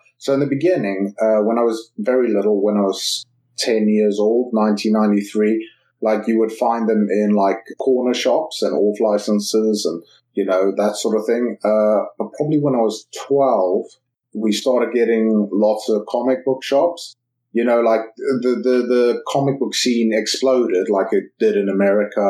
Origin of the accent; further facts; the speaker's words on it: Randburg, Gauteng, South Africa; now in England; I was born and raised in Randburg, well, Fontainebleau, which is, when you meet people in England, you usually say, I'm from Johannesburg